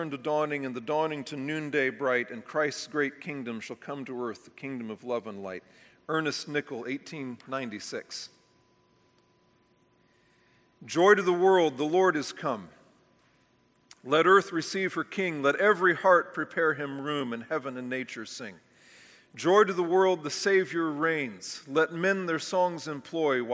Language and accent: English; United States; we as American evangelicals have been completely shaped by a system of doctrine